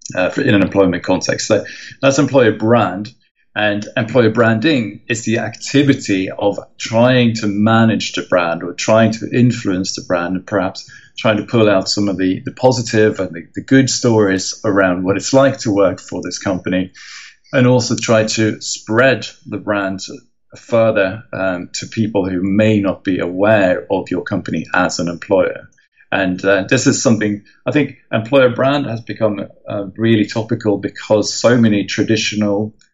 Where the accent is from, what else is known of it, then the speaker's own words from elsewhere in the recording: Stockholm, Stockholm County, Sweden; moved away as an adult; now in London, United Kingdom; I am originally from Sweden, from Stockholm